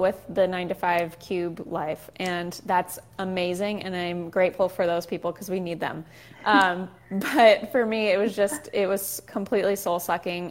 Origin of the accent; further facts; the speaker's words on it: Southern California, United States; also born or lived in Chicago; we moved from Chicago back home to Southern California